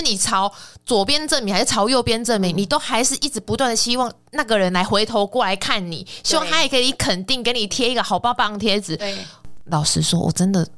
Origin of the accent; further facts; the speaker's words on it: Kaohsiung, Taiwan; moved away as an adult; also born or lived in northern Taiwan; 因为我是南部人嘛